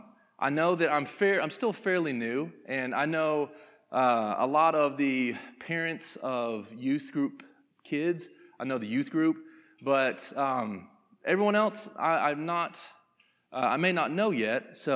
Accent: Conyers, Georgia, United States; I was born and raised in Conyers, Georgia. If you don't know where it is, that's pretty normal, but it's about 25 minutes outside of Atlanta. So grew up right there in Conyers and played sports all my life.

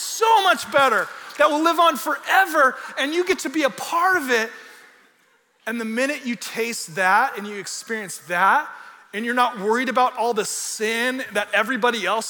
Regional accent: California, United States; I'm from California

